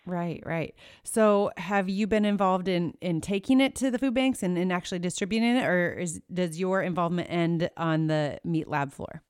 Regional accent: Iowa, United States; right here in, in Iowa, which is my home state

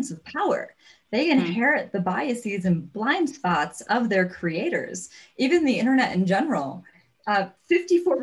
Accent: United States; I'm an American.

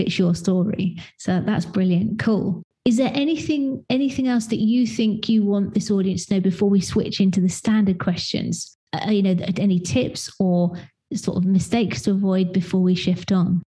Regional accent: United Kingdom; being a British person

